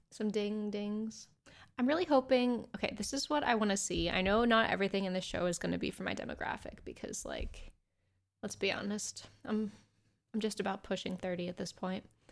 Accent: United States; I'm American

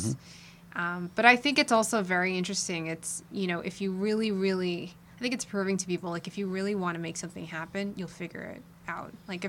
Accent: Princeton, New Jersey, United States; moved away as an adult; now in Jersey Shore, United States; I'm from like Princeton, like Mercer County area, so like central west Jersey.

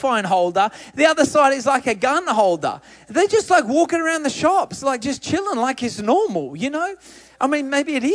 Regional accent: Australia; I'm Australian

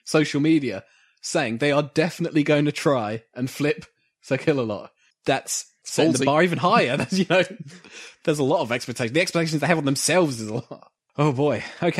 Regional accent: United Kingdom; We are British

